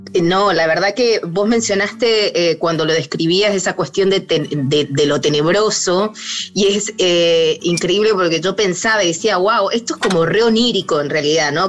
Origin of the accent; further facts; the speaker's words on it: Mendoza, Argentina; moved away as an adult; also born or lived in Buenos Aires; Yo soy de Mendoza